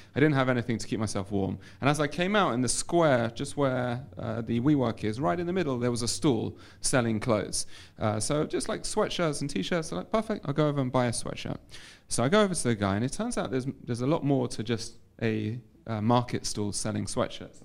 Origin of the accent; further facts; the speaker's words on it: London, United Kingdom; moved away as an adult; now in Modi'in, Israel; I was uh, born and raised in London. I moved to Israel